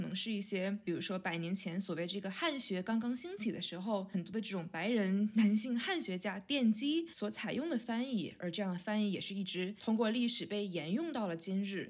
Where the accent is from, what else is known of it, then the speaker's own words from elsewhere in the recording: China; 我们这种来自中国的女性创作者